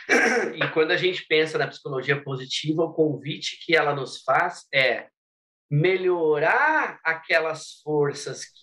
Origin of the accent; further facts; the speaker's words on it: Minas Gerais, Brazil; sou mineirinho do interior de Minas